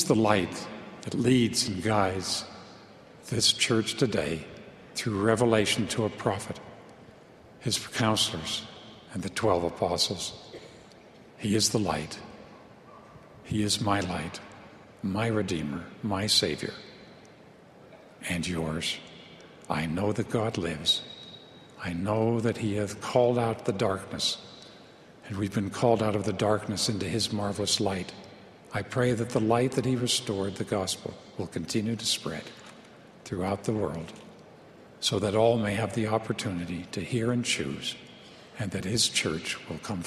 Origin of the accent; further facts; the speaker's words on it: Long Island, New York, United States; Growing up on Long Island in New York